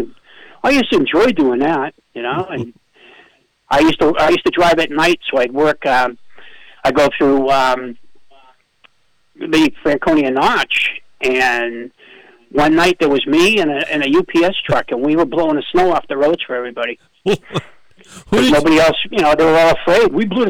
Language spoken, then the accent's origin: English; Canada; I'm French Canadian because I play hockey and I played hockey and I did all that. And I'm a French Canadian.